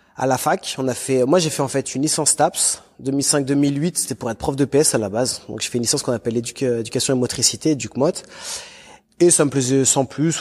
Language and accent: French; Lyon, Auvergne-Rhône-Alpes, France; moi j'étais de Lyon.